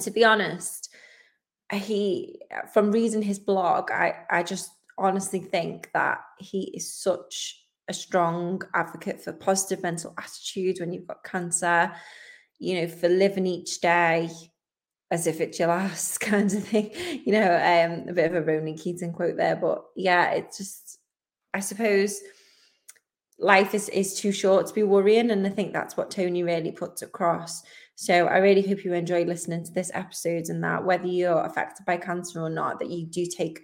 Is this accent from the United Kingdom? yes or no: yes; Liverpool, North West England, United Kingdom; I'm a Scouser, so I support Liverpool Football Club